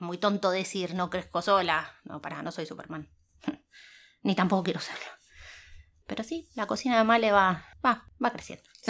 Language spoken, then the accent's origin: Spanish; Buenos Aires, Argentina; moved away as an adult; also born or lived in Spain; now in Germany; hace casi 20 años que me fui de Buenos Aires